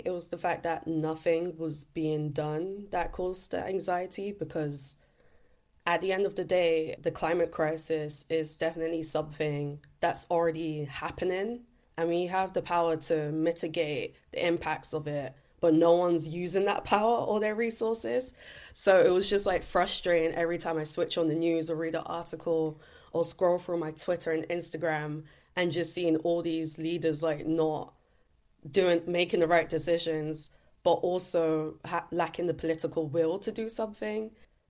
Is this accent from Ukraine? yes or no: no; London, United Kingdom; Growing up in East London in particular, I just looked around and said, we have so many issues regarding air pollution, litter pollution